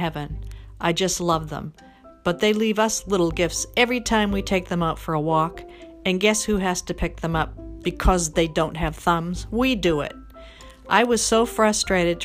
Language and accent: English; Boston, Massachusetts, United States; I'm from Boston